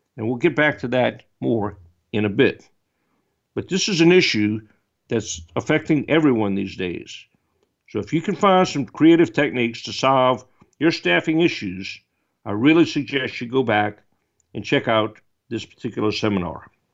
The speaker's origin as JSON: {"language": "English", "town": "New Orleans", "region": "Louisiana", "country": "United States", "tie": "born or raised there", "said": "my hometown in New Orleans"}